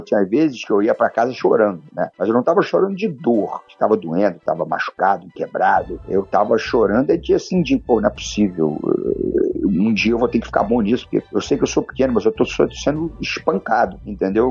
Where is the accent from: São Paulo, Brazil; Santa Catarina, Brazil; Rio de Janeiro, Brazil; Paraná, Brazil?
Rio de Janeiro, Brazil; eu sou um, um, um garoto nascido e criado no Rio de Janeiro, de pais e mães cariocas, então sou um, um verdadeiro carioca da gema